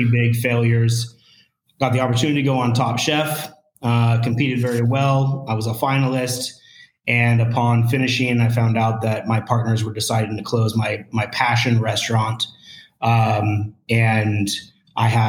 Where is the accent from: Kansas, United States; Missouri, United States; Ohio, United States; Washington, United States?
Washington, United States; Spokane Valley; moved away as an adult; born and raised here. I grew up in the Spokane Valley.